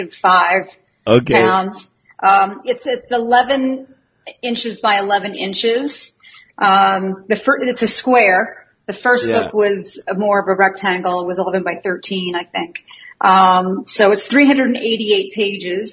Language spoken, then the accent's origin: English; a small town in northern Canada, Canada; moved away as an adult; also born or lived in California, United States / Florida / New York / Houston; now in Las Vegas, United States; I came from a small town in northern Canada, and I was born in the United States.